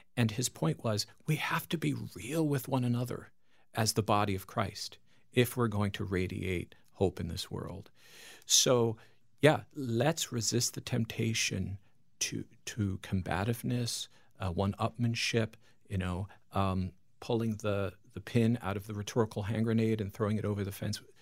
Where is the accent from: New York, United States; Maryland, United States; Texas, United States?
New York, United States; Long Island; moved away; I'm from Long Island, New York